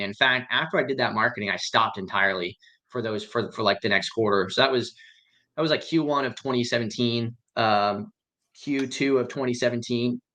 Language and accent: English; Central Florida, United States; also born or lived in Pottsville, Pennsylvania; I was born in uh, Town in Pennsylvania. Uh, it's called Pot- Pottsville. Pottsville is where I'm from. Schuylkill County originally, and then I grew up in uh, uh Central Florida